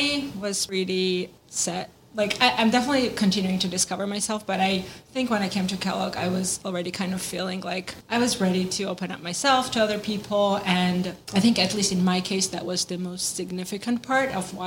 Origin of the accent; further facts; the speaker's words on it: Georgia; moved away as an adult; now in United States; I am an international student from the country of Georgia